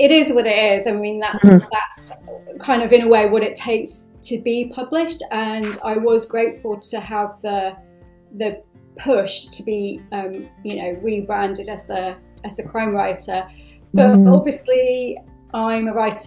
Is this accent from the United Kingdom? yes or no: yes; United Kingdom; I'm half Irish and I'm half Bangladeshi, and I've spent time in, I'm British as well